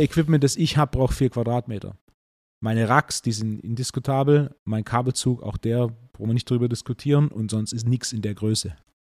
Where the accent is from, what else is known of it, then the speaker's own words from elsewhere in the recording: Swabia, Baden-Württemberg, Germany; als echter Schwabe